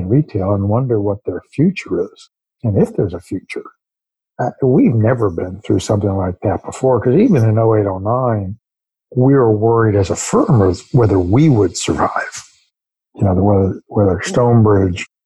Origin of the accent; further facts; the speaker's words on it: New York, United States; I was born in New York. Other than a 4-year tour of duty when my dad was working for the federal government in the Kennedy administration, grew up in and around New York my whole life.